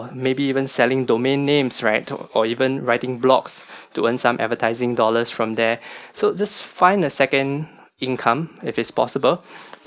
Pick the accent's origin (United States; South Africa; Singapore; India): Singapore; a Singaporean staying that's born and bred in Singapore, most of us have like a house